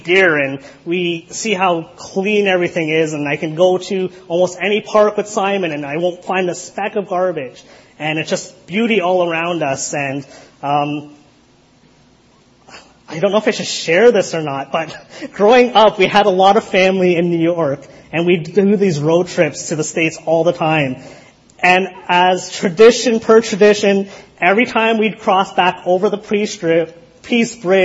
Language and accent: English; Canada